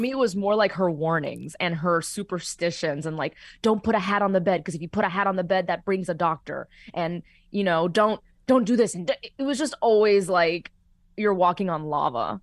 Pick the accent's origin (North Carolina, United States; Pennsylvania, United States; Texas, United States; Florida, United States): Florida, United States; Miami; moved away as an adult; now in Los Angeles, United States; what made Miami home for me, it was my family and especially my abuelos